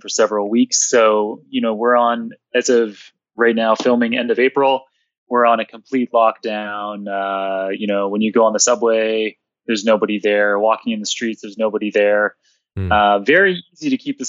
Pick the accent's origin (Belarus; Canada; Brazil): Canada; Toronto, Ontario; I grew up in downtown Toronto